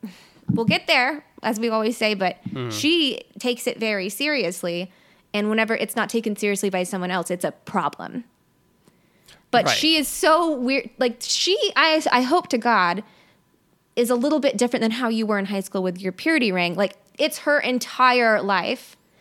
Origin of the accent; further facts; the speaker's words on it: Mississippi, United States; So we grew up in very different places. Mm-hmm. I am from South Mississippi.